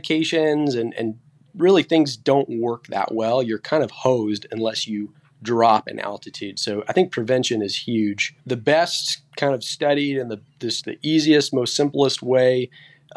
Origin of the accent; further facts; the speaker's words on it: Central California, United States; I'm born and raised in Central California